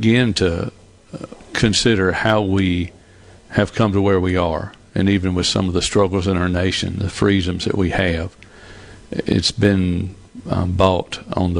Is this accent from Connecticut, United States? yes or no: no; West Point, Mississippi, United States; I was raised in North Mississippi in that area around Columbus over in West Point